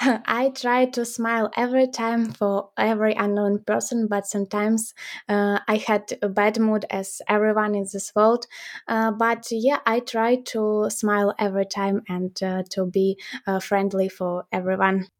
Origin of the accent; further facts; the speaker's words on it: Ukraine; we are from Ukraine.